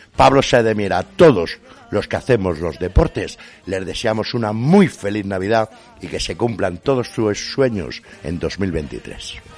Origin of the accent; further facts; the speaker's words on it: Spain; soy español